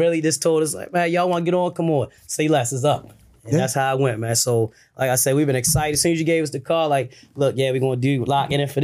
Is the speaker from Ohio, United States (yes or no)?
no; Baltimore, Maryland, United States; I'm from Baltimore City